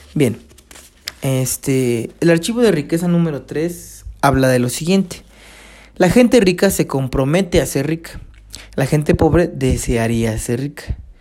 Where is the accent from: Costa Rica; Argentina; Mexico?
Mexico; yo soy mexicano